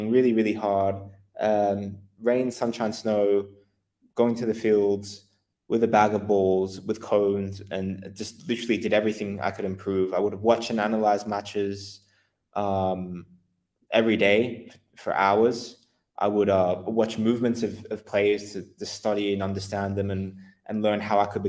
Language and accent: English; Australia; moved away as an adult; also born or lived in Netherlands / England; I'm Australian originally